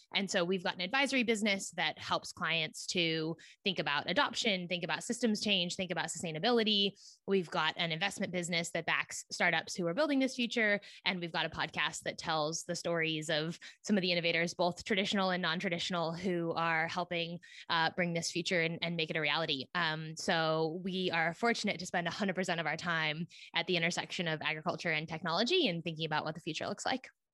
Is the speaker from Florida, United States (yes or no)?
no; Silicon Valley, California, United States; moved away as an adult; also born or lived in East Coast of the US; I grew up in Silicon Valley, California, which is right near San Francisco